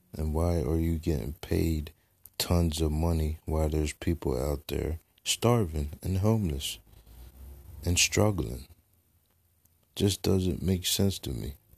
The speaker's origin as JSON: {"language": "English", "country": "United States", "said": "as American people"}